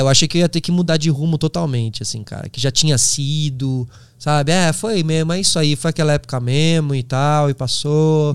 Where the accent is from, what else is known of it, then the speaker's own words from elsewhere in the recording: São Paulo, Brazil; Eu sou de São Paulo